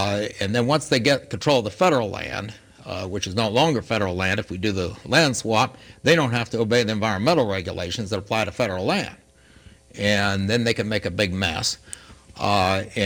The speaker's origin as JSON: {"language": "English", "region": "Minnesota", "country": "United States", "said": "I'm from Minnesota"}